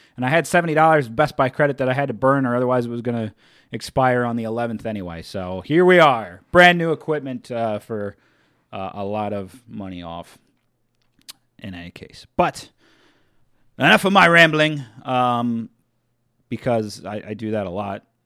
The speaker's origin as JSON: {"language": "English", "region": "Delaware", "country": "United States", "said": "I'm from Delaware"}